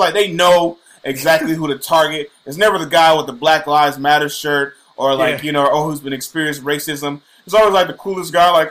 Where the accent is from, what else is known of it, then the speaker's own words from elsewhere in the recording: Bay Area, California, United States; I'm from the Bay Area, yes. I'm from the Bay Area.